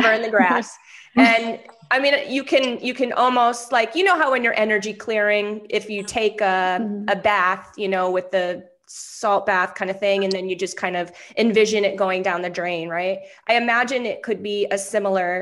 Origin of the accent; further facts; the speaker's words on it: New Hampshire, United States; moved away; my home state